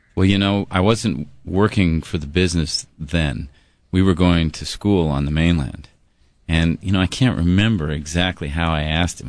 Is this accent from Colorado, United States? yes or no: yes; Denver, Colorado, United States; moved away as an adult; now in Hawaii, United States; I was from Denver.